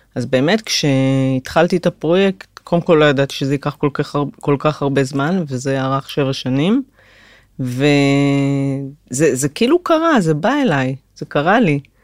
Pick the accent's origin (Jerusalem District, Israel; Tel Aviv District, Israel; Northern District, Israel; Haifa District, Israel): Northern District, Israel; Migdal HaEmek; born or raised there; moved away as an adult